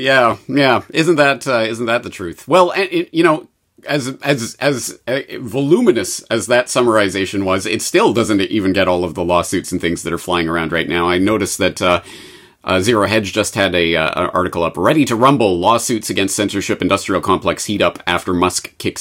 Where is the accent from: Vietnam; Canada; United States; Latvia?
Canada; Being Canadian, I know about most other countries and how utterly horrible it is.